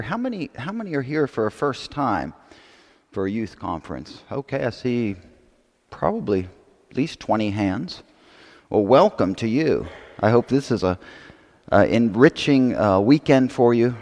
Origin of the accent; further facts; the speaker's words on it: Pennsylvania, United States; I grew up in Pennsylvania